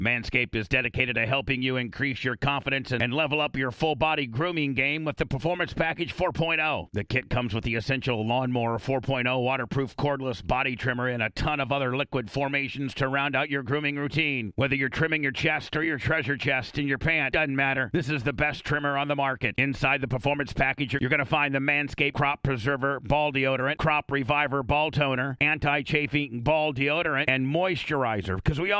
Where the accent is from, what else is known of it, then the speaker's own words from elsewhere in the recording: Gary, Indiana, United States; moved away as an adult; now in Arizona, United States; I grew up in Gary, Indiana, graduated from Calumet High School in 86, lived in Port Richey from 88 to 90. My grandparents lived in Mentone, Indiana, which is really close to where, Warsaw is.